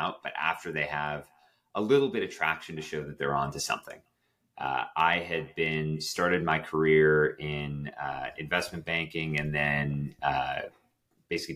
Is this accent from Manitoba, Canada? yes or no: no; Toronto, Ontario, Canada; Toronto was my hometown